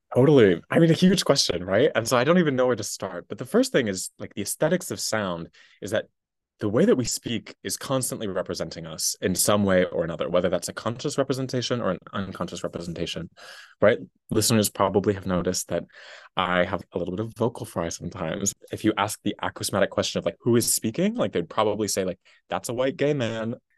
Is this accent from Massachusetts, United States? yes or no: yes; Massachusetts, United States; I'm from a tiny little town in Massachusetts